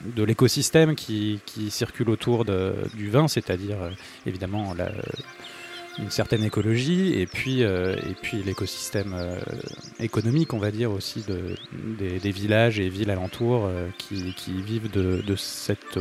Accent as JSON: {"language": "French", "country": "France", "said": "en tant que Français"}